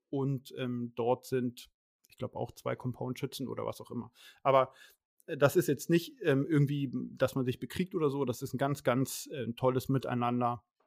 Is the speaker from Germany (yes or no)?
yes; Schleswig-Holstein, Germany; bei uns in Schleswig-Holstein und Hamburg